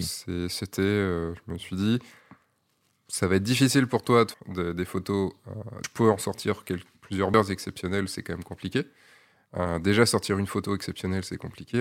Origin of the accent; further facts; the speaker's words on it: Brittany, France; je suis breton